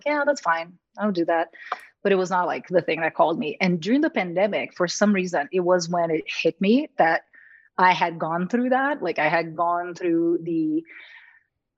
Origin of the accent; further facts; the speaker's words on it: Brazil; moved away as an adult; now in United States; I'm from Brazil originally.